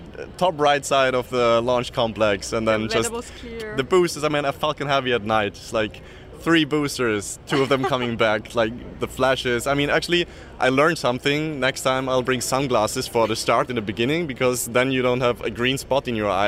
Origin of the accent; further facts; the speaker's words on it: Vienna, Austria; from Vienna, Austria.